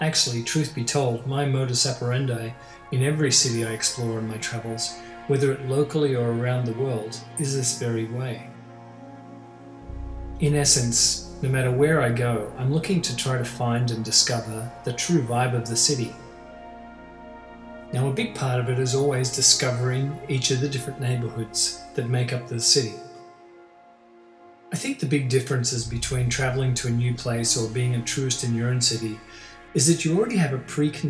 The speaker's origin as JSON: {"language": "English", "country": "Australia", "tie": "born or raised there", "moved": "as an adult", "lives_now": "Toronto, Canada", "said": "I'm Australian and grew up there, I've lived in Toronto for many years now."}